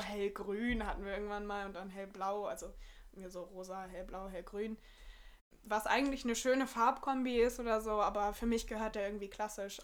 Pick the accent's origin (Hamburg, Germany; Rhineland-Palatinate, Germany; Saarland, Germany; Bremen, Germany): Bremen, Germany; ich komme so aus der Nähe von Bremen, eigentlich aus so einem kleinen Dorf. Und ich wohne halt mit meiner Familie